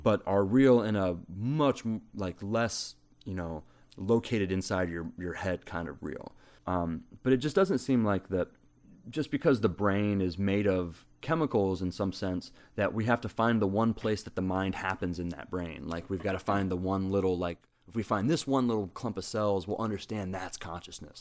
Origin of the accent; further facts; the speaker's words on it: Southern Ohio, United States; now in Hawaii, United States; I grew up in Southern Ohio